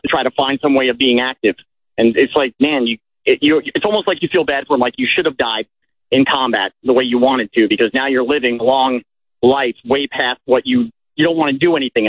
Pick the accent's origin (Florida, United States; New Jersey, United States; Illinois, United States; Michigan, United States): New Jersey, United States; I was lower class from New Jersey growing up